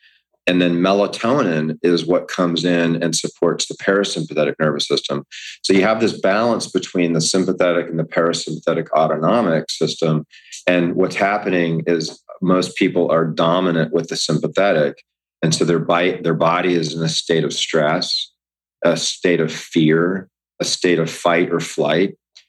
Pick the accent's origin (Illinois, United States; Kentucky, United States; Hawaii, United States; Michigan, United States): Hawaii, United States; also born or lived in Camp Lejeune, United States; I grew up in Hawaii. My father was in the military. Before we moved out to Hawaii, I was actually raised in Camp Lejeune